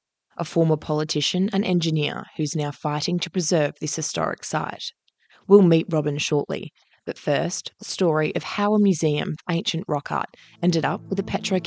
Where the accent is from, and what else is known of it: Australia